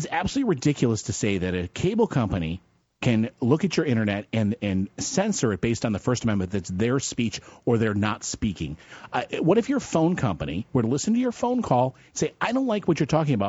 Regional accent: Fairport, New York, United States; I grew up in Fairport, New York.

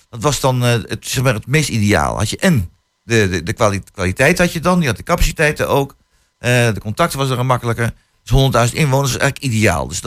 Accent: Vriezenveen, Overijssel, Netherlands; Ik kom van Vriezenveen

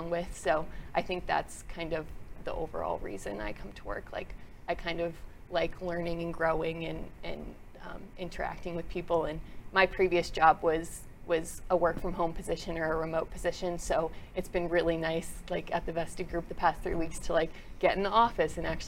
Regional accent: Southlake, Texas, United States; also born or lived in New Jersey / Borger, Texas / San Diego, California; I was born in New Jersey originally, but spent like most of my childhood in the DFW area in South Lake

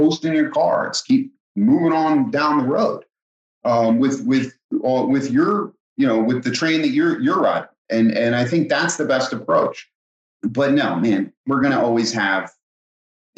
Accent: Philadelphia area, New Jersey, United States; I grew up in New Jersey, Philadelphia area.

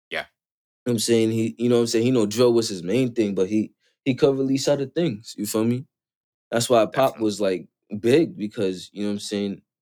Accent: Florida, United States; I'm from Florida.

